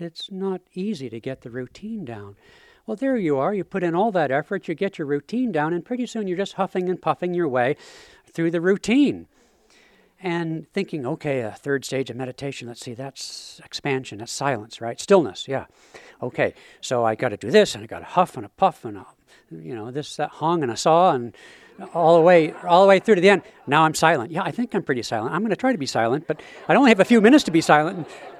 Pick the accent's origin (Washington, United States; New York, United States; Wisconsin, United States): Washington, United States; Seattle; I'm from the Emerald City of Seattle